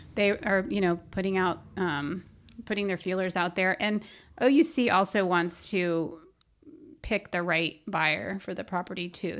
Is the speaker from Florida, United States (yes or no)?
yes; Orlando, Florida, United States; I grew up in Orlando